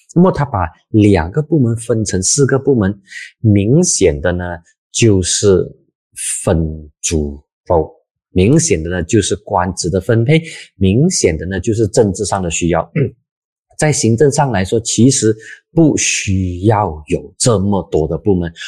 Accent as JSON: {"language": "Chinese", "region": "Penang", "country": "Malaysia", "tie": "born or raised there", "said": "大部分的槟城人，我老家的这些朋友"}